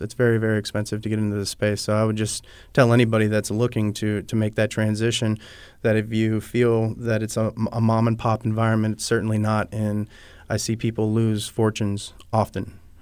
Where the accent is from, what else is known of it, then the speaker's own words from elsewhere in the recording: Pahokee, Florida, United States; also born or lived in California / Colorado; I'm Florida born. I'm from Pahokee, Florida.